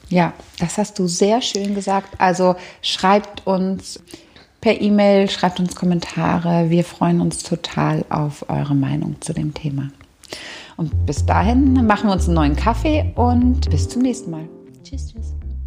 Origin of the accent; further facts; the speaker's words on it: Berlin, Germany; ich bin in Berlin-Kreuzberg groß geworden